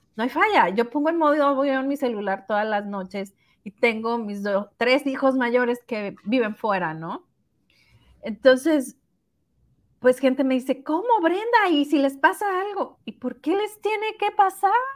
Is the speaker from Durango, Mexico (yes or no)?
no; Sinaloa, Mexico; moved away; la ciudad de donde somos